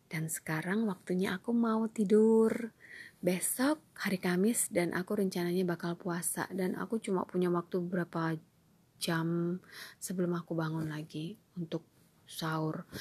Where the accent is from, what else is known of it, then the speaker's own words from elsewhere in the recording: Balikpapan, East Kalimantan, Indonesia; nanti aku dibilang terlalu melebih-lebihkan karena aku berasal dari Balikpapan